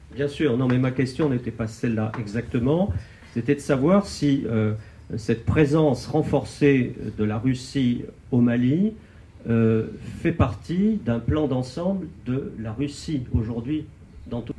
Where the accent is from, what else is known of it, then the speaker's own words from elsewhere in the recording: France; nous, Français